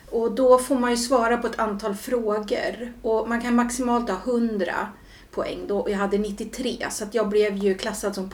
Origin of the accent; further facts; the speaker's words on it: Julita, Södermanland, Sweden; also born or lived in Stockholm; now in Katrineholm, Sweden; jag är uppväxt delvis i Stockholm ja. och sen i eh, Julita. Ja, som right. ligger utanför Katrineholm.